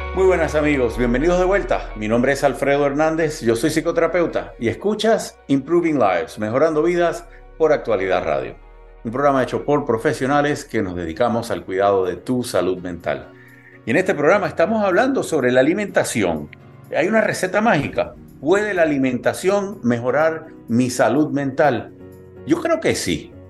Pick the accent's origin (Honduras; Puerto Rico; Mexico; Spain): Puerto Rico; also born or lived in Cuba; now in United States; yo nací en Cuba, me crié en Puerto Rico